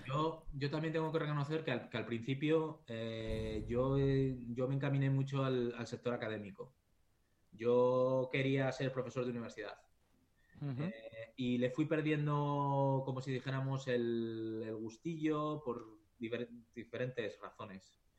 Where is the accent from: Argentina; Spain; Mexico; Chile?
Spain; Valladolid, Castile and León; moved away as an adult; also born or lived in Japan; now in Sweden; soy de Valladolid